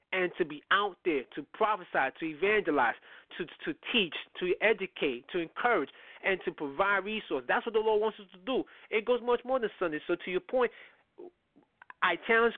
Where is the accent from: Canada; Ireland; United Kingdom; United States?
United States; New York City, New York; I come up from the Bronx